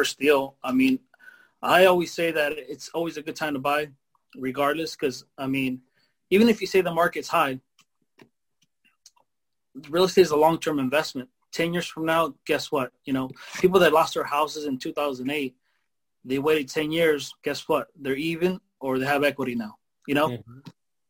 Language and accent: English; Mexico; now in United States; I'm from Mexico. And we didn't get those opportunities there